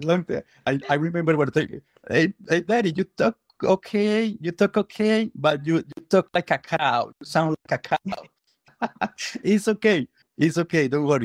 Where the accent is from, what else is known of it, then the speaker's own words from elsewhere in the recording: Colombia; English is a second language; moved away as an adult; now in Chicago, United States; I am from South America, from Colombia.